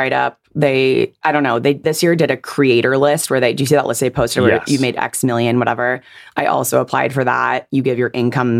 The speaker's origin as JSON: {"language": "English", "area": "Silicon Valley", "region": "California", "country": "United States", "tie": "born or raised there", "said": "I'm like Silicon Valley born and raised."}